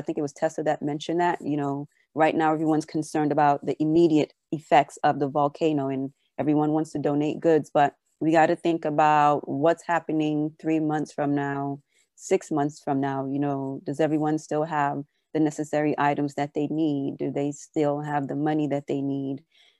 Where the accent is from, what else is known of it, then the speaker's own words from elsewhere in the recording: St. Vincent & Grenadines; because I lost my accent, but it's there a little bit sometimes. And so people will always ask me where I'm from. And when I say St. Vincent and the Grenadines, and they'll say, where is that?